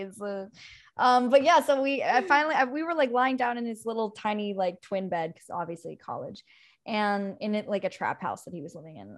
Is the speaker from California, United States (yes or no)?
no; Montauk, New York, United States; I grew up in Montauk, and there is this place called Campiro